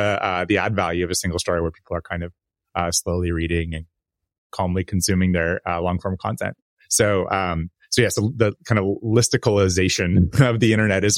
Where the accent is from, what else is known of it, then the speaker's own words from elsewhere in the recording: California, United States; You know, I grew up in the North Bay and in the Bay Area